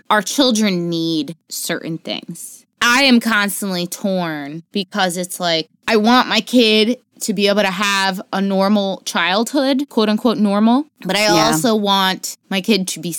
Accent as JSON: {"language": "English", "region": "Florida", "country": "United States", "said": "I'm originally from Florida. I swear to God, I want all traces of being from Florida removed from my like personal identity."}